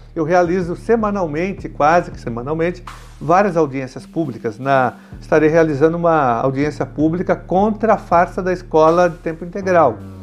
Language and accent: Portuguese; São Paulo, Brazil; nós somos da mesma região da Zona Sul, vamos pegar Santo Amaro